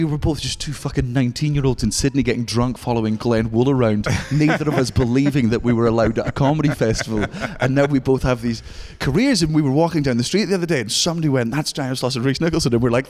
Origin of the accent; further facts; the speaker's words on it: Scotland, United Kingdom; I'm actually from